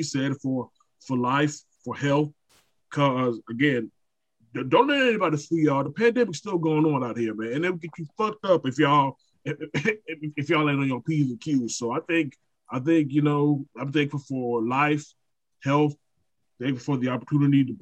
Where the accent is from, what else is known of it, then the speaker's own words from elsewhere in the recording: Brunswick, Georgia, United States; Brunswick, Georgia, my hometown